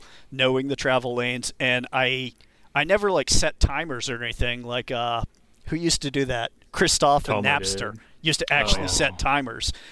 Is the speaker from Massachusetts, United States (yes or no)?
yes; Cape Cod, Massachusetts, United States; moved away as an adult; also born or lived in North Carolina; now in Seattle, United States; my mom dragged my dad and I kicking and screaming to Cape Cod, Massachusetts when I was 10. And I lived there until 96 when I moved out to Seattle